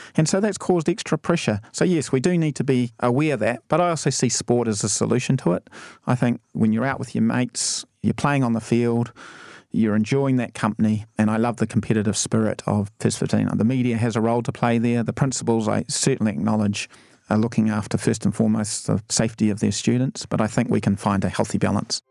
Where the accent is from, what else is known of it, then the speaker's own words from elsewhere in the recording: Timaru, Canterbury, New Zealand; moved away; originally I'm actually from Timaru